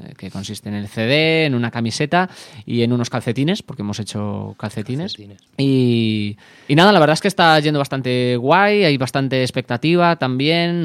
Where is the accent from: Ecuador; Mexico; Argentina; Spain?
Spain; Santiago de Compostela, Galicia; Santiago de Compostela, que es que es mi, eh, es de donde soy yo